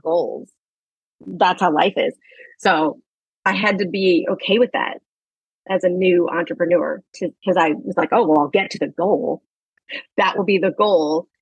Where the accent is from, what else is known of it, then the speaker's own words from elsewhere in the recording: St. Louis, Missouri, United States; now in New York, United States; I live in New York and I grew up in St. Louis